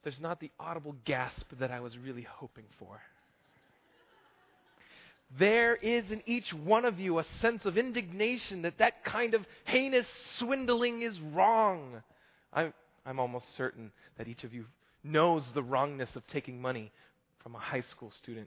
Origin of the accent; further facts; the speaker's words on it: Oklahoma, United States; I'm from Oklahoma